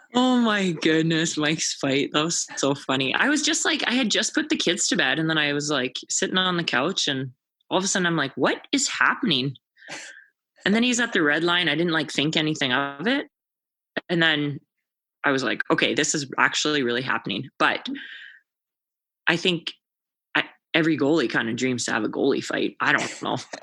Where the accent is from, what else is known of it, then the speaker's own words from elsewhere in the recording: Sault Ste. Marie, Ontario, Canada; now in Calgary, Canada; my hometown in Sault Ste. Marie